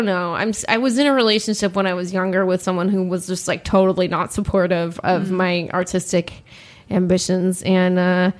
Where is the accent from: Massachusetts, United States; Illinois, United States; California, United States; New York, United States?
California, United States; Los Angeles; In Los Angeles. Yeah.